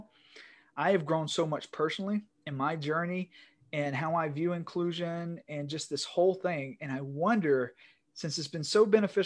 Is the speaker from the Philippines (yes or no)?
no; Northeast Georgia, United States; I'm from Northeast Georgia. I sound like a white male from Northeast Georgia